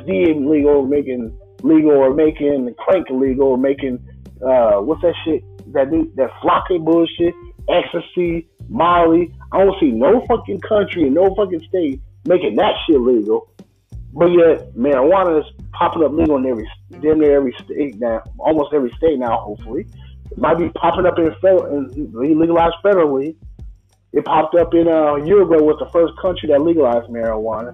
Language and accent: English; Illinois, United States; I'm from Illinois.